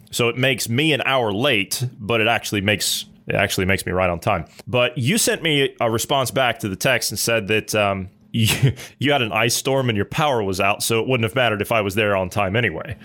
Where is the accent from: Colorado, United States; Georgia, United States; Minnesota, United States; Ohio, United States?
Ohio, United States; I'm from Ohio